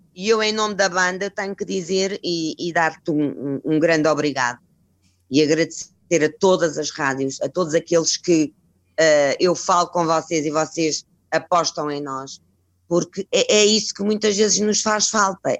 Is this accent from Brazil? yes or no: no; Cascais, Lisbon, Portugal; como somos de Cascais